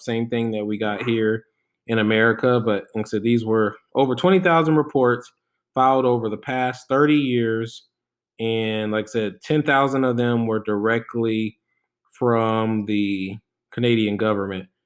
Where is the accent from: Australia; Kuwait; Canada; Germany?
Germany; I was born in Germany